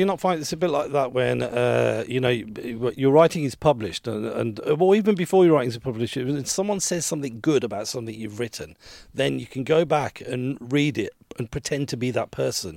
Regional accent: Birmingham, West Midlands, United Kingdom; moved away; I, I grew up in Birmingham

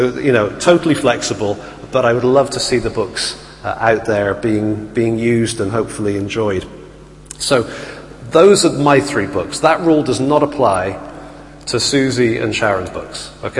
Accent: Bristol, South West England, United Kingdom; accent: Bristolian; also born or lived in Italy; And so I grew up in Bristol and had a very strong Bristolian accent, which you do not want to hear.

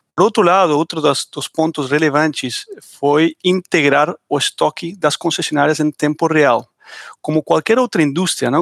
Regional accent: Argentina; accent: Argentine; Portuguese is a second language

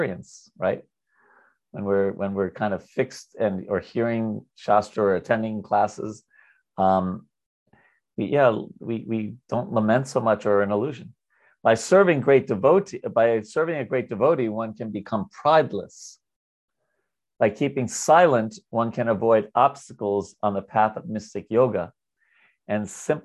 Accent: New York, United States; I'm from New York.

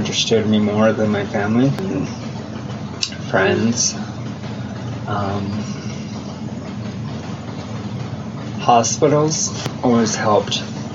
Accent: Denver, Colorado, United States; I'm from Denver, Colorado

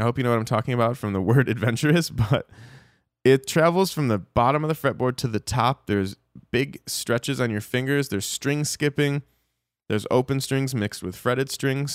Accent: Dallas, Texas, United States; we're in my hometown, Dallas, Texas

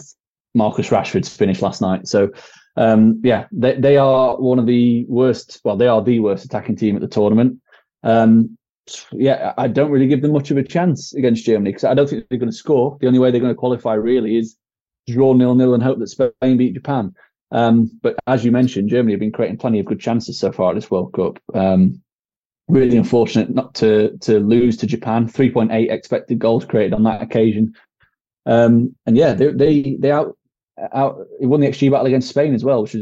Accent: England, United Kingdom; we are English

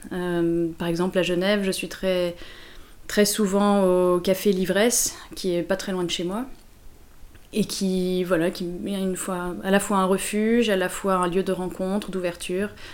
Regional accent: Lyon, Auvergne-Rhône-Alpes, France; moved away as an adult; also born or lived in Paris; J'ai grandi à Lyon et je suis partie à Paris pour faire mes études

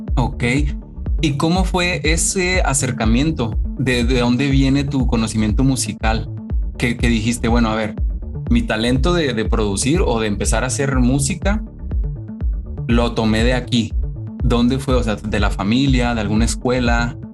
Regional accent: Mexico; now in United States; soy mexicano, pero estoy en Estados Unidos

